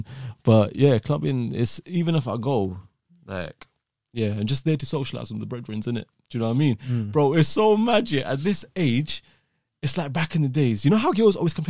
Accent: London, United Kingdom; Grew up in the east side of London

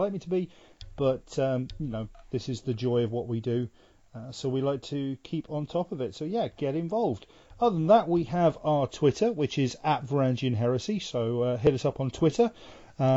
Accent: England, United Kingdom; I'm the English idiot

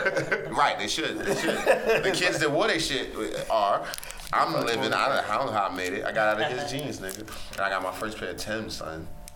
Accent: Cleveland, Ohio, United States; I'm from Cleveland.

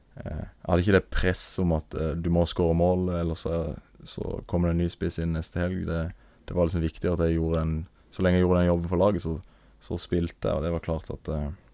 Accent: Marnardal, Agder, Norway; kompisene mine hjemme, med, hjemme i Marnardal

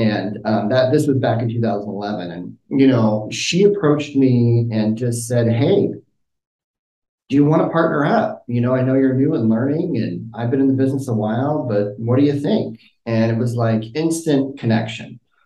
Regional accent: Rohnert Park, California, United States; also born or lived in Sebastopol, California; I was born and raised in Sonoma County, started in Roner Park

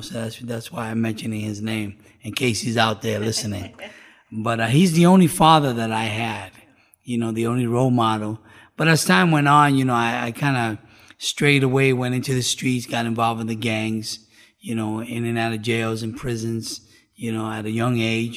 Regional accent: New York City, New York, United States; now in South Florida, United States; I was born and raised in New York City.

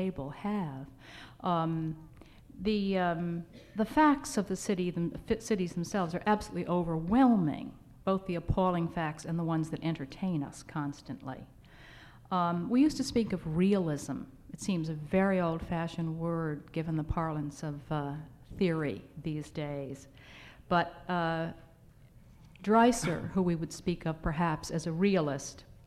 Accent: Bridgeport, Connecticut, United States; now in New York, United States; Bridgeport is my city, my hometown.

